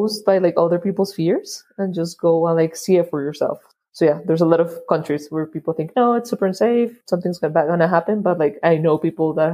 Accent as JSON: {"language": "English", "country": "Colombia", "tie": "born or raised there", "also_born_or_lived": "United States", "said": "I was born in the States. My parents were studying there, but they were both Colombian. So after they finished their studies, they came back to Colombia"}